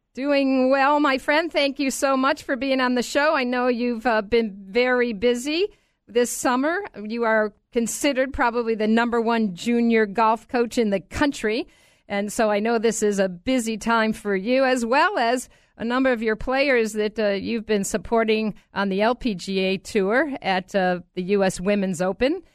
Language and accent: English; Rochester, New York, United States; now in Orlando, United States; my hometown of Rochester, New York